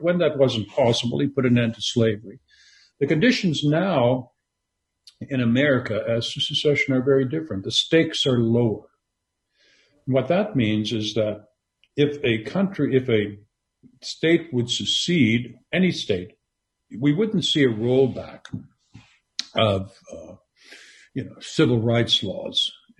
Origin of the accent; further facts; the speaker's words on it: Western Canada, Canada; moved away as an adult; also born or lived in Montreal; now in United States; I am from Canada and became an American citizen only 6 years ago. I had moved here before. So I lived most of my life in Canada. I grew up in a small French-Canadian village in Western Canada.